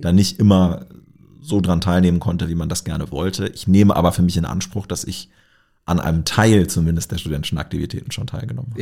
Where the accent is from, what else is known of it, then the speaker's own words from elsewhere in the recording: Lower Saxony, Germany; now in Göttingen, Germany; ich stamme aus Niedersachsen mhm. und bin auf einem kleinen Dorf äh, aufgewachsen